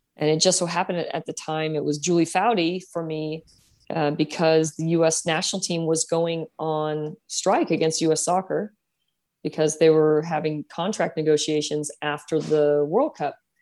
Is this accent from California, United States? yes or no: yes; San Jose, California, United States; I grew up here in San Jose